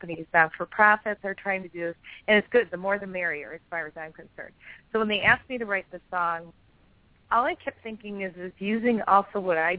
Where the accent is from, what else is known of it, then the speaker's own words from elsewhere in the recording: Detroit, Michigan, United States; I've lived in Detroit my whole life, a suburb of, but, you know, I grew up in Detroit. My parents used to take me there.